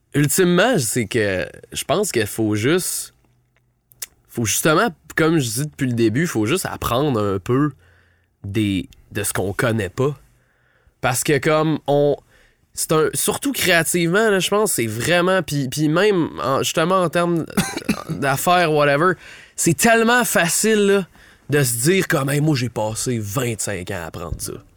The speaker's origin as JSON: {"language": "French", "town": "Ottawa", "region": "Ontario", "country": "Canada", "said": "je viens d'Ottawa"}